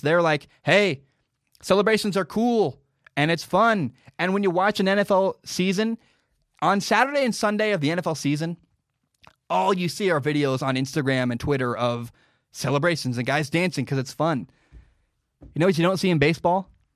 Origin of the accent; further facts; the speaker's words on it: Pacific Northwest, United States; I grew up in the Northwest